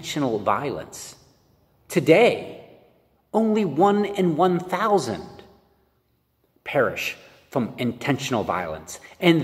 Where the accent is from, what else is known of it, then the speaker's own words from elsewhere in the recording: Pittsburgh, Pennsylvania, United States; I'm from Pittsburgh.